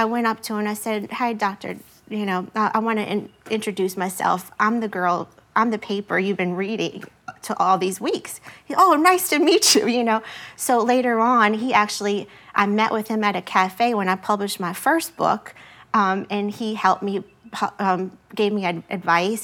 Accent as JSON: {"language": "English", "town": "LaPlace", "region": "Louisiana", "country": "United States", "tie": "born or raised there", "said": "my hometown of La Place"}